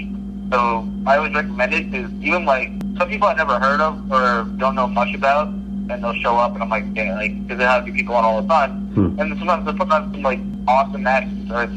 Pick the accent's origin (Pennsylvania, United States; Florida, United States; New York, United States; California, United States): New York, United States; Long Island; I'm from Long Island